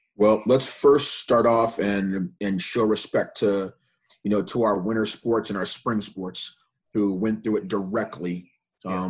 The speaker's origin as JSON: {"language": "English", "town": "Evanston", "region": "Illinois", "country": "United States", "moved": "yes", "said": "I'm from Evanston, right outside Chicago"}